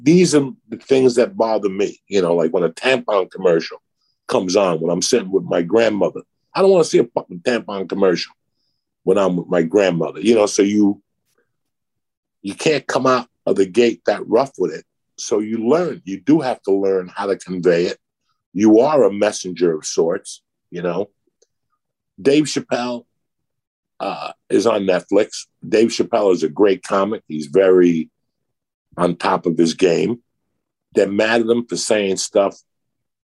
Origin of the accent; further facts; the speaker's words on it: New York, United States; When you're from New York, you're a ball buster